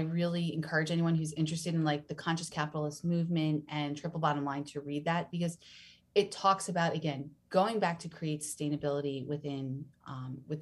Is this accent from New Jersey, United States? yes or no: yes; New Jersey, United States; moved away; I'm from New Jersey originally